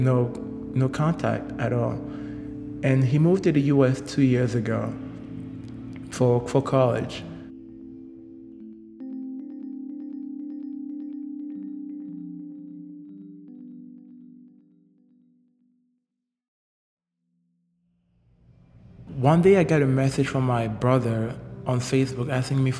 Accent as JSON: {"language": "English", "town": "Douala", "region": "Littoral", "country": "Cameroon", "tie": "born or raised there", "also_born_or_lived": "Yaoundé, Cameroon", "moved": "as an adult", "said": "I was born and raised in Douala, which is the economic capital of Cameroon."}